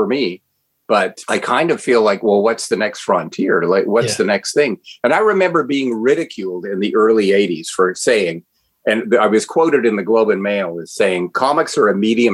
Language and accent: English; Ottawa, Ontario, Canada; As a 12-year-old boy growing up in Ottawa, Ontario, Canada